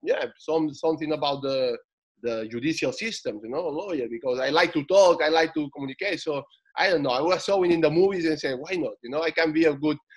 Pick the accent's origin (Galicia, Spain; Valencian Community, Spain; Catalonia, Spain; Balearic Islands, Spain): Balearic Islands, Spain; Menorca; English is a second language; also born or lived in Barcelona; they just took me to the island, a beautiful island in Menorca, you know. And this is where I grew up.